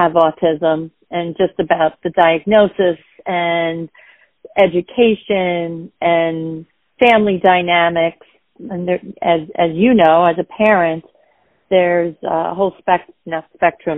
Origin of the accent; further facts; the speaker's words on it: Westbury, New York, United States; accent: Long Island; I'm from Westbury